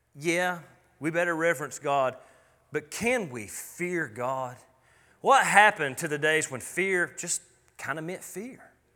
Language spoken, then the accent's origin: English; United States; me being an American